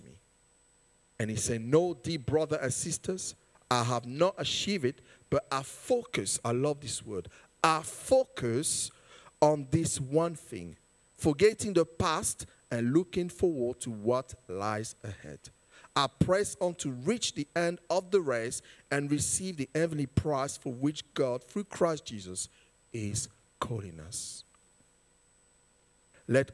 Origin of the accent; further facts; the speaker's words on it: United Kingdom; being born here as British and have the identity of parents being born in a different country